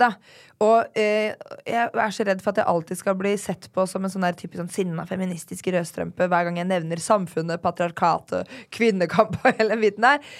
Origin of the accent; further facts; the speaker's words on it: Drammen, Buskerud, Norway; jeg er jo da født og oppvokst i Drammen.